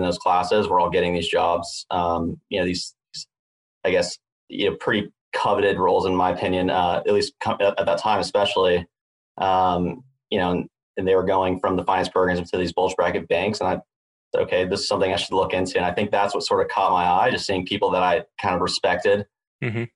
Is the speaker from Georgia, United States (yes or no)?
yes; Atlanta, Georgia, United States; moved away as an adult; now in Los Angeles, United States; So I guess I grew up in Atlanta, went to the University of Georgia